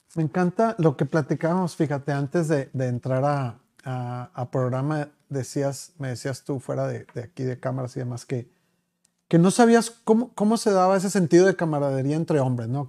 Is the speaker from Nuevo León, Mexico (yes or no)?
yes; Monterrey, Nuevo León, Mexico; seguimos siendo los regios